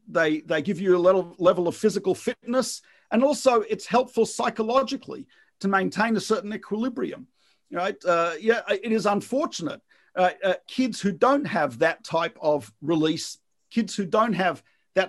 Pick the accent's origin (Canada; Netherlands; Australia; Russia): Australia; moved away; depending on where I grew up in Australia, swimming was part of the school curriculum